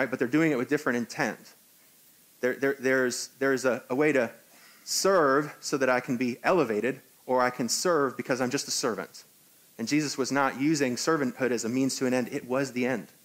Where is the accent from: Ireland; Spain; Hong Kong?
Hong Kong; also born or lived in New York, United States; now in United States; I'm actually from Hong Kong, so I can't be the president of the United States.